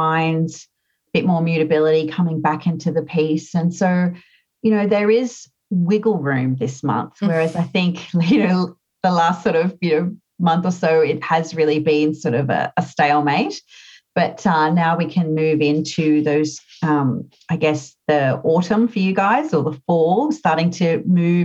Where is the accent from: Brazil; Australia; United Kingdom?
Australia; I'm an Australian.